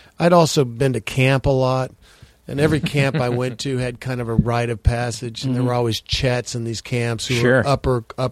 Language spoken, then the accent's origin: English; Texas, United States; I consider myself, even though I'm from Texas, I always consider myself more of a Midwesterner